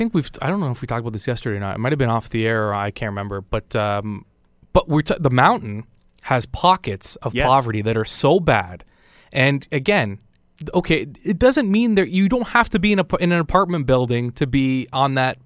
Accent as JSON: {"language": "English", "town": "Burlington", "region": "Ontario", "country": "Canada", "said": "When I moved to Stoney Creek, I was appalled. I mean, I'm from Burlington."}